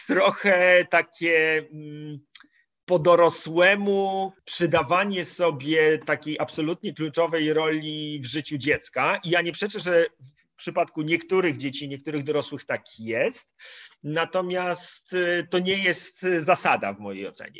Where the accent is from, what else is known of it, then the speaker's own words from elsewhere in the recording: Masovian Voivodeship, Poland; Ja, ja jestem z Mazowsza